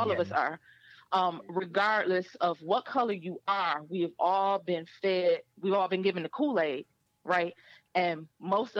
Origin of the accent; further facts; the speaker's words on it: Flint, Michigan, United States; my hometown